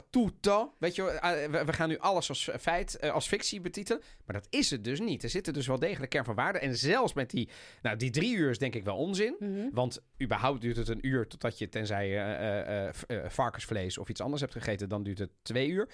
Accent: The Hague, South Holland, Netherlands; ik als kleine jongen in Den Haag

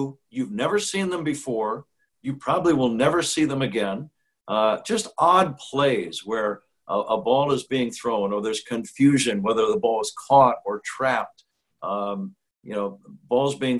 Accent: San Jose, California, United States; also born or lived in Milwaukee; now in Chicago, United States; I was a kid from San Jose, California

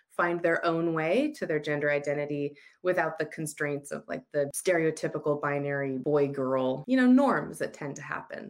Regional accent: United States; moved away as an adult; also born or lived in Utah; now in Australia; I'm American.

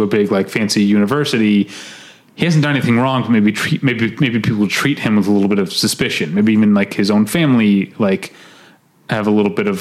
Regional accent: St. Louis, Midwest, United States; now in Los Angeles, United States; I'm from the Midwest, not from the South

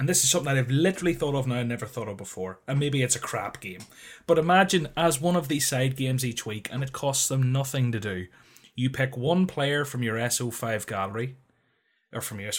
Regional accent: Northern Ireland, United Kingdom; I'm from Northern Ireland, deal with it.

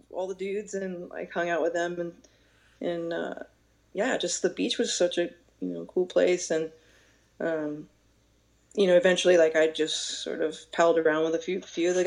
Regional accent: Amityville, New York, United States; born there; No, I was born in Lindenhurst Hospital, which is in Amityville

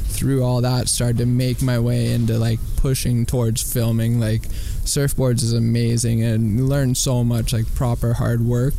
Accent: San Rafael, California, United States; moved away as an adult; also born or lived in Santa Cruz, California; now in Hawaii, United States; I moved from San Francisco. I grew up in San Francisco, California, just north in, like, San Rafael

